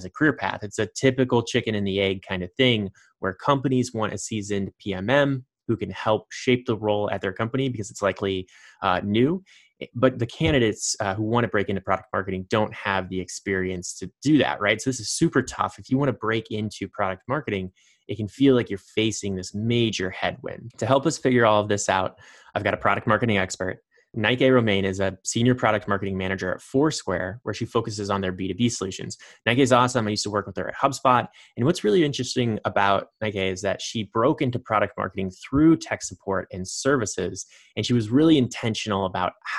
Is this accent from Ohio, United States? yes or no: no; Indiana, United States; my home state, Indiana